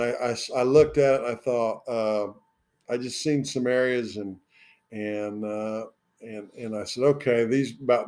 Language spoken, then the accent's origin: English; Indiana, United States; moved away as an adult; now in Southwest Virginia, United States; So the town I was raised in Indiana had about 800 people.